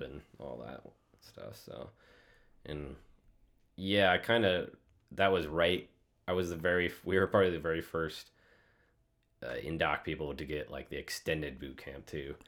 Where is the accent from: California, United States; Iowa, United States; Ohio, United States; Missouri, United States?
Iowa, United States; Shell Rock; moved away as an adult; also born or lived in North Dakota; I grew up in the Midwest, Iowa, like north, north central, if anybody knows Cedar Falls, Waterloo area.